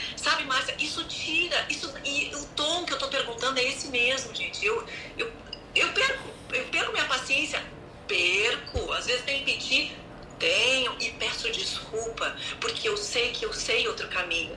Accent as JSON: {"language": "Portuguese", "region": "Rio Grande do Sul", "country": "Brazil", "tie": "born or raised there", "also_born_or_lived": "Canoas", "said": "moro no Sul, sou do Rio Grande do Sul, nasci daqui e tenho uma família aqui em Canoas"}